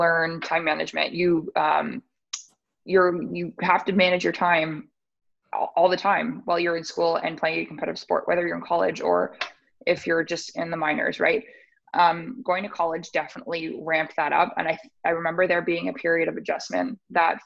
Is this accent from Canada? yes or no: yes; Sudbury, Ontario, Canada; moved away; also born or lived in Oakville; I'm from Sudbury, I was looking for a small school